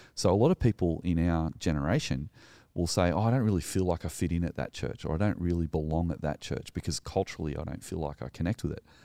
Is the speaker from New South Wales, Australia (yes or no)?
yes; New South Wales, Australia; also born or lived in Sutherland Shire; I'm a male, I live in the Southern Shire, I'm Australian